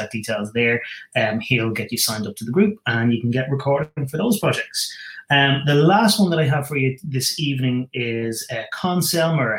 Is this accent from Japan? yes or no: no; Ireland; I'm living in Ireland. I'm an Irishman.